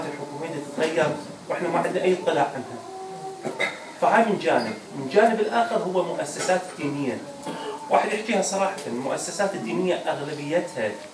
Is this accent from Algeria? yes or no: no; Iraq; moved away; إحنا كعراقيين